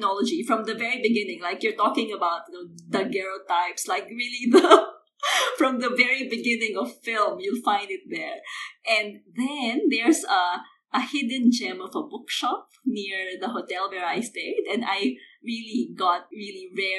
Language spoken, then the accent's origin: English; Philippines; moved away as an adult; I grew up in the Philippines